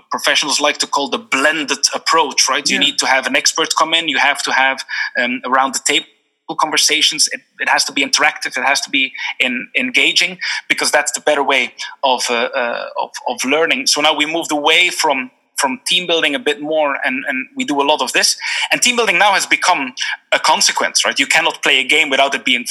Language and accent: English; Belgium; moved away as an adult; also born or lived in Geneva, Switzerland / Singapore; now in Dublin, Ireland; I'm from Belgium originally